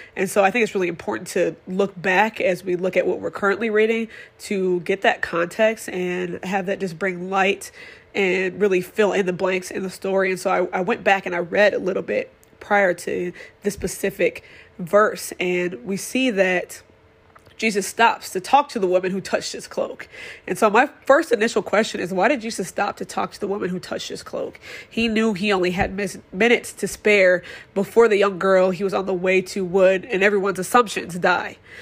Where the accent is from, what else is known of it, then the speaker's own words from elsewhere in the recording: Madison, Wisconsin, United States; I am born and raised in Madison, Wisconsin